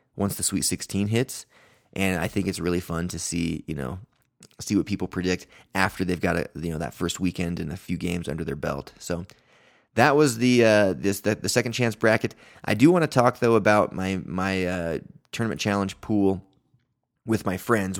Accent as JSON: {"language": "English", "region": "Utah", "country": "United States", "tie": "born or raised there", "said": "growing up in Utah"}